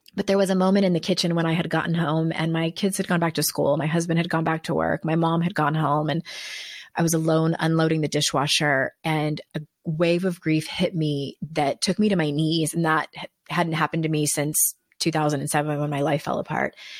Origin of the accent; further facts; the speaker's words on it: San Diego, California, United States; now in North Carolina, United States; I'm from San Diego, and, but now we live in North Carolina